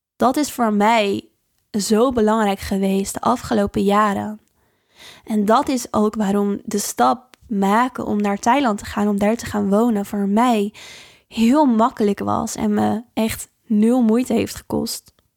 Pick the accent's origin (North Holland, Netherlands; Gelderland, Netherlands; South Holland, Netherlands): South Holland, Netherlands; Dordrecht; de biesbos in het natuurgebied hier waar ik vandaan kom in Dordrecht